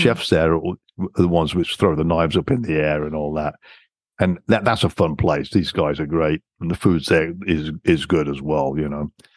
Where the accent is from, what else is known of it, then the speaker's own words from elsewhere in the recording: England, United Kingdom; moved away as an adult; also born or lived in Canada; French was mandatory for me growing up in England